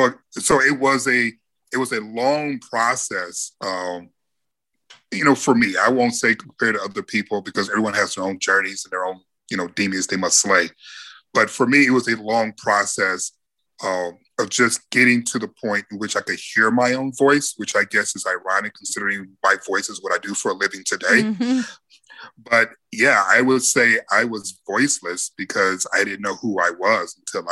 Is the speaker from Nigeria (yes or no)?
no; Midwest, United States; Because we're from the Midwest.